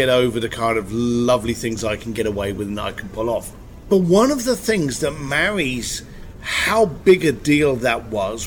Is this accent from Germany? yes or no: no; London, United Kingdom; I'm an Irish boy from East London